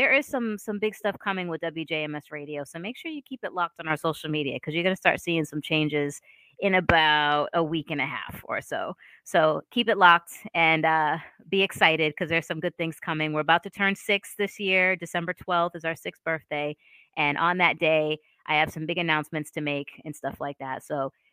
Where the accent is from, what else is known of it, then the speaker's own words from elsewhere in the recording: Boston, Massachusetts, United States; also born or lived in Philadelphia / New York; now in Savannah, United States; I'm from Boston. I went to school in Philadelphia, and then I moved to New York, and now I'm down in Savannah